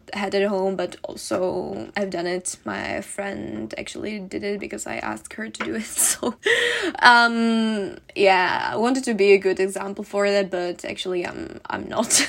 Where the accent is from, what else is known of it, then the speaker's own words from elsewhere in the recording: Czechia; moved away; I'm gonna go back to my home country, uh, to the Czech Republic